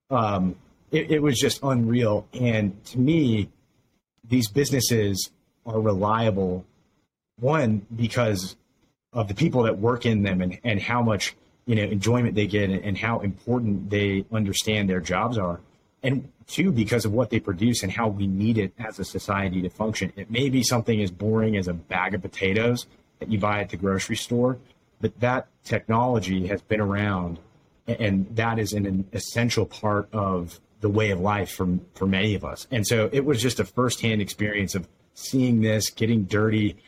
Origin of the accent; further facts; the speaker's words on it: Utah, United States; now in Idaho, United States; I grew up in Utah